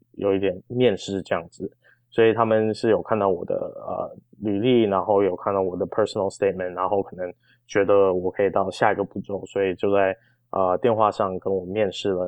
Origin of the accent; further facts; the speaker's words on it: Arcadia, California, United States; moved away as an adult; also born or lived in Taiwan; now in Washington, D.C., United States; 我是在台湾出生，然后八岁的时候跟爸爸妈妈移民到南加州